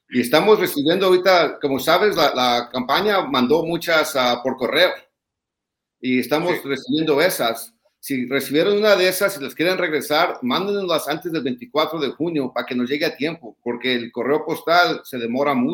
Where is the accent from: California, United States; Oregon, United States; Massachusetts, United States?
California, United States; Los Angeles; also born or lived in Tijuana, Mexico; nací en Tijuana, me crié en Lincoln Heights y El Sereno.